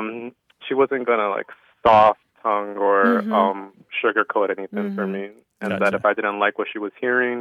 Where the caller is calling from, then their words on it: La Crosse, Wisconsin, United States; I'm calling from La Crosse, Wisconsin.